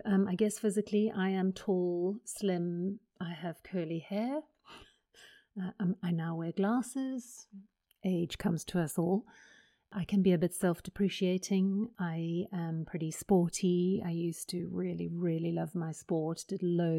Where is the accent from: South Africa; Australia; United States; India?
South Africa; moved away as an adult; now in United Kingdom; I am South African